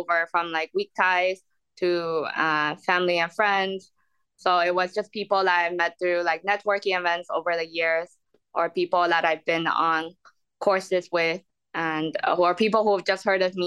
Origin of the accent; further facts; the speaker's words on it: United States; moved away as an adult; now in London, United Kingdom; I'm American, I also staying in the UK on the entrepreneur visa